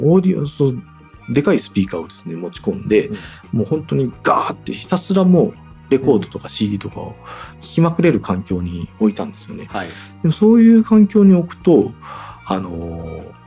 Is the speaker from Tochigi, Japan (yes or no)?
no; Obu, Aichi, Japan; 正確には名古屋の隣の大府市っていうところに出あの名古屋じゃない近隣都市の出身だったんで